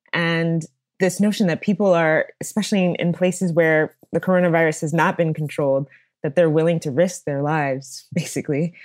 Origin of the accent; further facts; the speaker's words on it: Dallas, Texas, United States; moved away; speaking to you now from, from Dallas, Texas, uh, which is my hometown